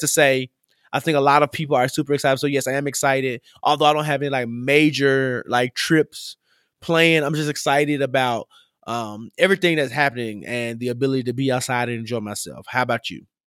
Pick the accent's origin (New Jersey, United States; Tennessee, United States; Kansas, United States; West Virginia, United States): Tennessee, United States; Memphis; moved away; I grew up in Memphis. We say drink.